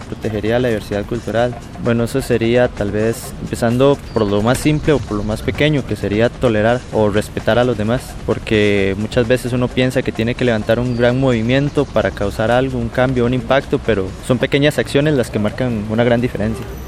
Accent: Vázquez de Coronado, San José, Costa Rica; soy de Vázquez de Coronado, de Costa Rica

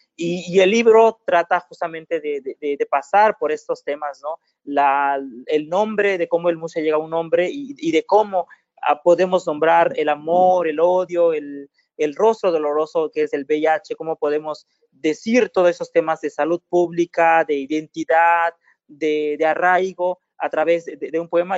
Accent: Juchitán, Oaxaca, Mexico; mi pueblo

